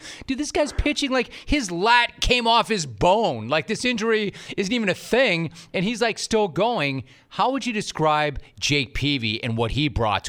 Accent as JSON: {"language": "English", "town": "Los Angeles", "region": "California", "country": "United States", "tie": "born or raised there", "said": "I grew up in Los Angeles, and I grew up an enormous Dodger fan and a big sports fan."}